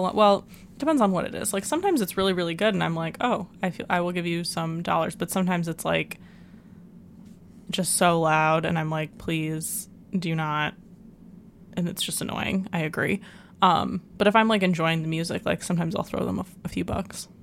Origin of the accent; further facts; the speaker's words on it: United States; as an American